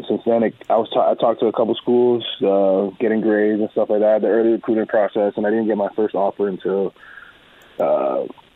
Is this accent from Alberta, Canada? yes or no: yes; Edmonton, Alberta, Canada; I was born in Canada